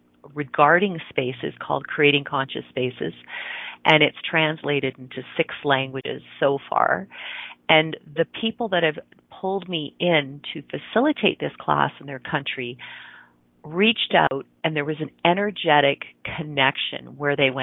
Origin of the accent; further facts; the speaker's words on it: just outside Toronto, Ontario, Canada; now in Calgary, Canada; I grew up in Ontario, which is on the eastern part of Canada. For those of you that know Toronto, it's just outside of Toronto.